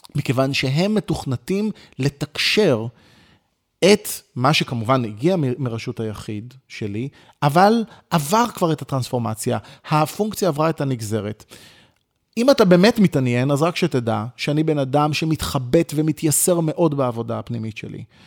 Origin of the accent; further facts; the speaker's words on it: Ramat Gan, Tel Aviv District, Israel; נולדתי ברחוב הרצל ברמת גן, למשפחה יחסית, אה, ממוצעת ופשוטה